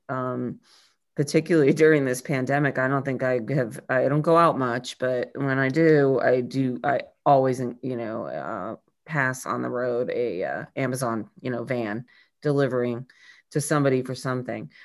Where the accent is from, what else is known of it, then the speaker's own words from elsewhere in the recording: New England, United States; also born or lived in Chicago; I grew up in New England